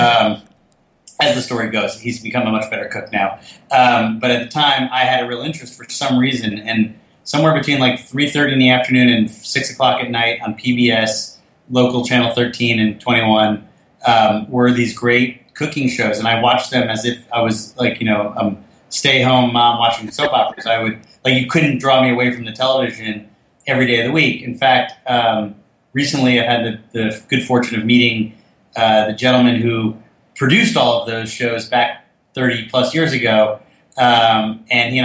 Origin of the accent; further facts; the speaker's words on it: Fort Lee, New Jersey, United States; We grew up in Fort Lee, New Jersey